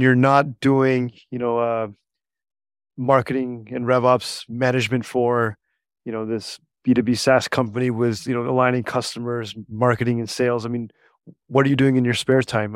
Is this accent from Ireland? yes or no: no; Canada; also born or lived in Niagara Falls; we're both Canadian